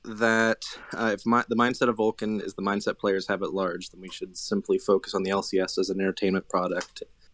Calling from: West Virginia, United States; West Virginia.

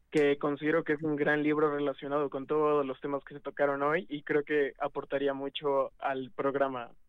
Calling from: Puebla, Mexico; de Ciudad de Puebla, viéndolos aquí casi, casi siempre que se pueda

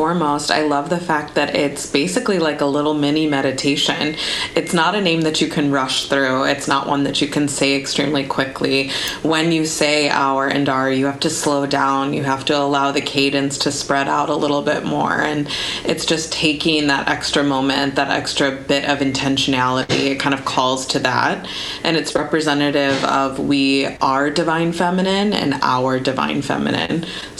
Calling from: Chicago, Illinois, United States; I am connecting from Chicago, and it's about like 9:30 p.m. by me.

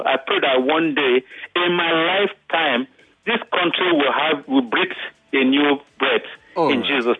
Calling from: Ayobo, Lagos, Nigeria

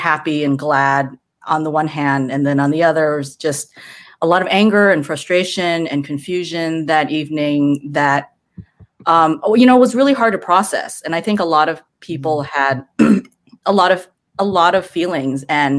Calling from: California, United States; I'm zooming in from the San Gabriel Valley.

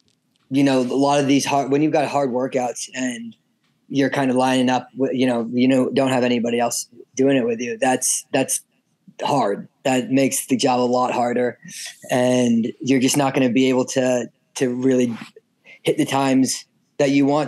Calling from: New Hampshire, United States; I'm back on the East Coast in New Hampshire right now.

